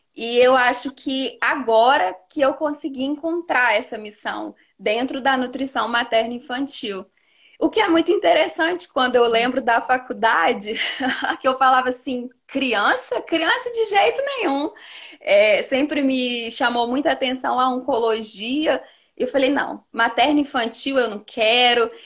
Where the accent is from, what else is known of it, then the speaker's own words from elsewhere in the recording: Teófilo Otoni, Minas Gerais, Brazil; now in São João del-Rei, Brazil; eu sou de Teófilo Otoni, nordeste de Minas, mas eu moro em São João Del Rei, que é aqui no sul de Minas